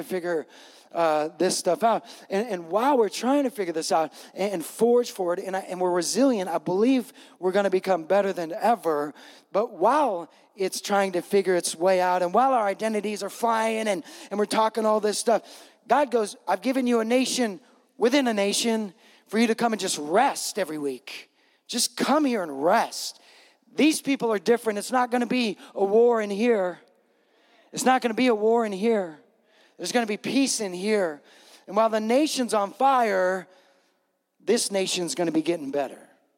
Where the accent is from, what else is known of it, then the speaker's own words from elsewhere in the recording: West Coast, United States; I grew up on the West Coast